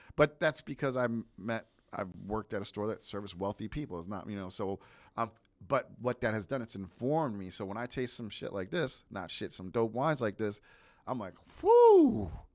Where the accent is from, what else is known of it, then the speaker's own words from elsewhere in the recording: New Jersey, United States; I'm from New Jersey